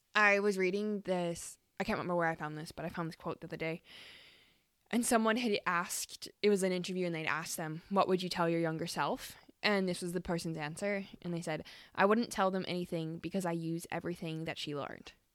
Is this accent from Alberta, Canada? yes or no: yes; Calgary, Alberta, Canada; moved away as an adult; also born or lived in Australia; been living back in my hometown of Calgary